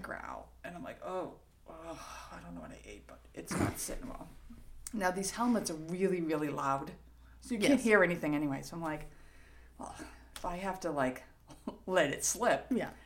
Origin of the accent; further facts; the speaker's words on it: Revere, Massachusetts, United States; accent: Boston; I'm from Revere